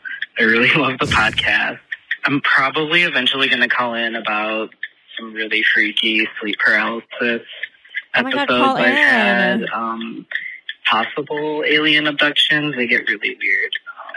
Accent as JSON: {"language": "English", "region": "West Michigan", "country": "United States", "said": "I'm from West Michigan."}